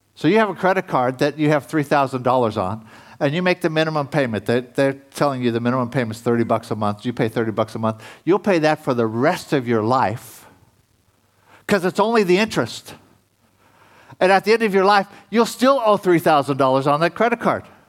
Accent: United States; being an American

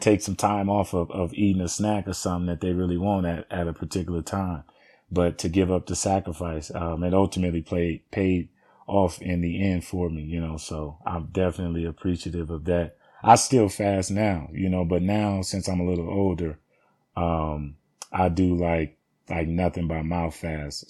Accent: Los Angeles, California, United States; I originally was born and raised in Watts, California

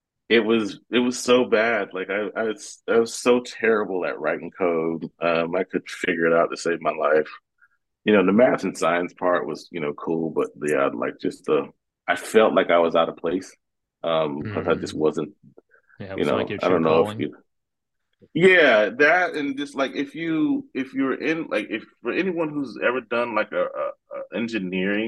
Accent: Georgia, United States; moved away as an adult; now in Seattle, United States; Grew up in a small town in Georgia, outside of Atlanta, probably about 45 minutes outside of Atlanta.

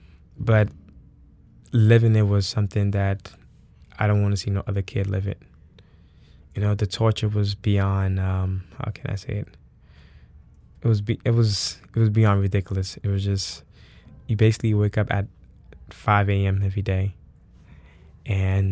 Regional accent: Senegal; also born or lived in New York City, United States; now in New Orleans, United States; I was born in New York City, Harlem. I grew up in a big family. And at the age of 5, my parents took me back to Senegal

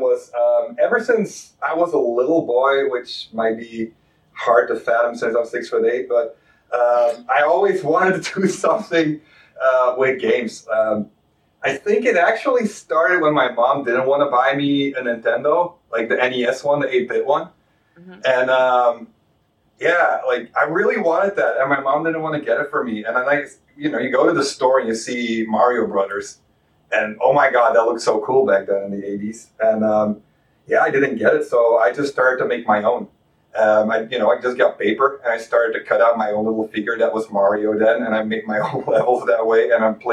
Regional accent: Belgium; moved away as an adult; now in Ohio, United States; I'm from Belgium. That's why I have a weird accent.

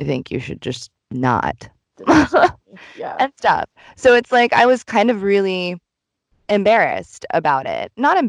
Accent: Tokyo, Japan; moved away as an adult; now in United States; I've moved around a lot growing up, and, like, I think I took for granted growing up in Tokyo a lot when I grew up there.

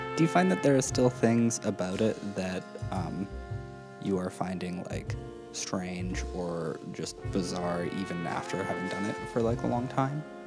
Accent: Saskatchewan, Canada; moved away; I'm from Saskatchewan, and everybody gets driver's ed through school

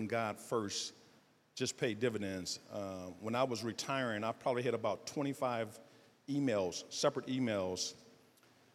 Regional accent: Detroit, Michigan, United States; I'm from Southwest Detroit. Detroit public school system.

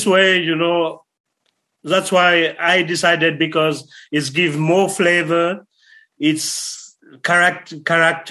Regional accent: Sweden; I am from Sweden

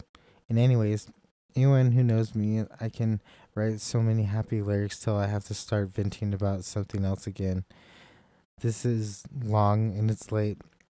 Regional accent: India; I'm from India, and four others are all adopted, two each from the U.S. and Seoul, Korea.

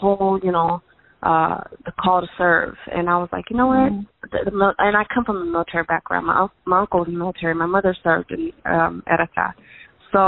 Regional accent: United States; My bloodline's Havisha, but we were raised in America

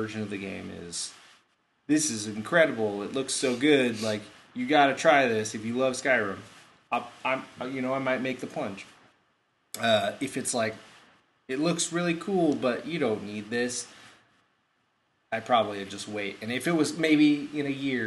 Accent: Bend, Oregon, United States; we're from Bend.

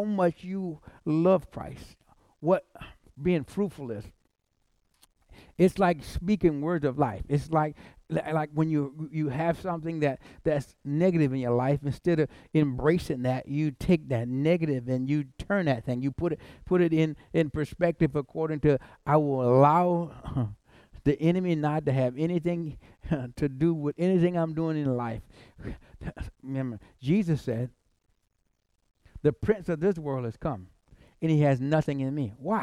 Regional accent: South Carolina, United States; I'm from South Carolina

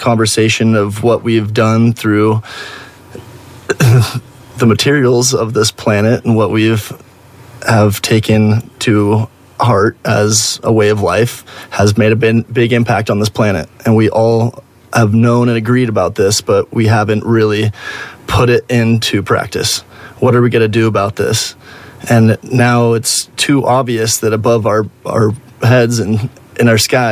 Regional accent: Oregon, United States; born and raised in Oregon

